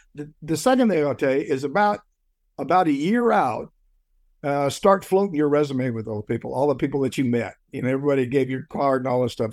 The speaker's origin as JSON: {"language": "English", "country": "United States", "said": "I'm an American"}